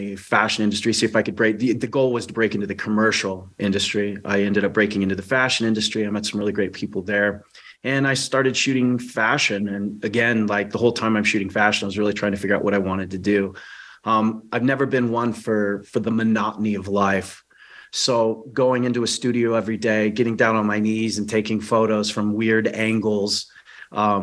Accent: California, United States; also born or lived in Washington State; the remainder of my time growing up, if I ever did so, in California.

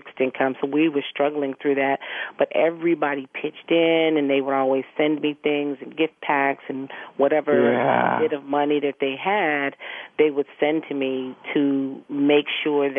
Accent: Chicago, Illinois, United States; moved away; also born or lived in Stamford, Connecticut; I was born in Chicago

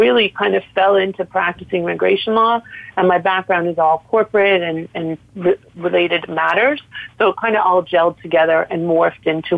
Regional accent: Toronto, Ontario, Canada; moved away as an adult; now in South Florida, United States; I am originally from Toronto and I'm licensed in Canada. I'm a lawyer from there. I went to law school there

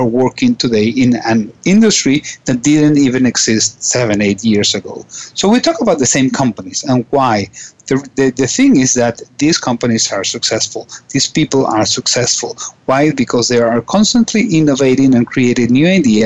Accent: Caracas, Capital District, Venezuela; I am from Caracas, Venezuela

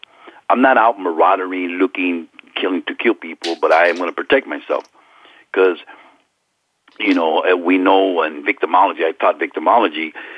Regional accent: California, United States; And I'm a Norteño. I'm from Northern California. I'm a street gang member from Northern California.

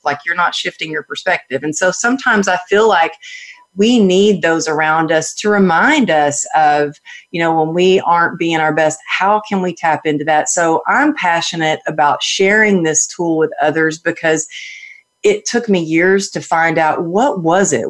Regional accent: Texas, United States; I grew up in Texas where it was all about cowgirl up and suck it up

